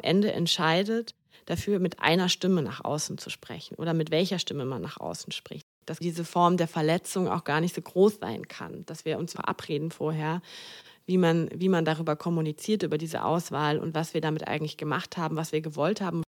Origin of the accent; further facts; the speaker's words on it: Düsseldorf, North Rhine-Westphalia, Germany; moved away as an adult; also born or lived in Mannheim; Ich bin ja auch gebürtige Düsseldorferin und hier ist meine Familie